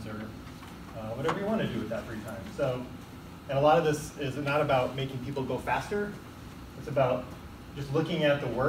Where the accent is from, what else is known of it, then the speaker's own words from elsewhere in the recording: Iowa City, Iowa, United States; moved away as an adult; now in Oregon, United States; I grew up in Iowa City, Iowa, and I went to school at the University of Iowa, and then kind of through different transfers through the company I worked at, made it out here to Oregon